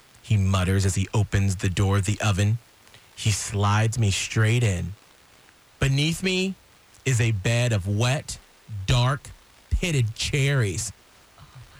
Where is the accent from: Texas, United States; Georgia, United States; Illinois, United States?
Georgia, United States; I'm from Georgia